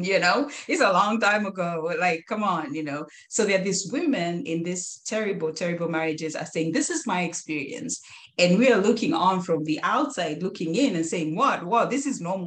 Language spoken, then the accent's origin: English; Kenya; moved away as an adult; now in United States; my husband and I are Kenyans, we're Kenyan Americans, we born, raised, brought up in Kenya